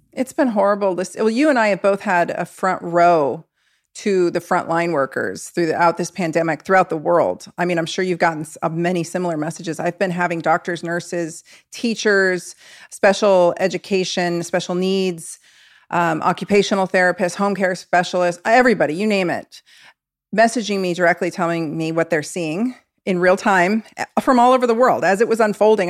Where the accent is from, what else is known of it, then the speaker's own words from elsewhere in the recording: Oregon, United States; I'm from Oregon